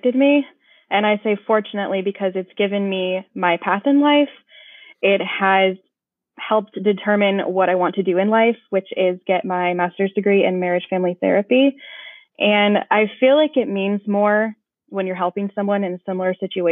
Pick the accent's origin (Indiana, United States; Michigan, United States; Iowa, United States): Iowa, United States; also born or lived in California; now in Olympia, United States; I'm originally from Iowa